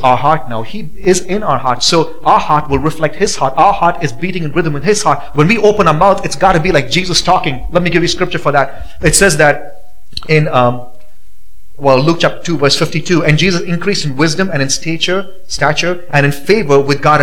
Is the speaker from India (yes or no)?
yes; India; now in Boise, United States; growing up in India